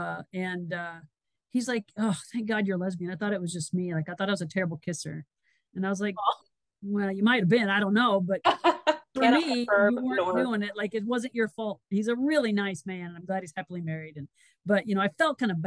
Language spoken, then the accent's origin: English; Solon, Iowa, United States; moved away as an adult; also born or lived in Missouri; I grew up in Solon, a little tiny town.